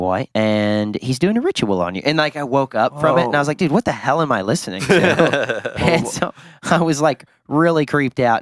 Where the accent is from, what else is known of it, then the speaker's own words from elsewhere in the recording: Southern Illinois, United States; moved away as an adult; now in Los Angeles, United States; I grew up an hour from Kentucky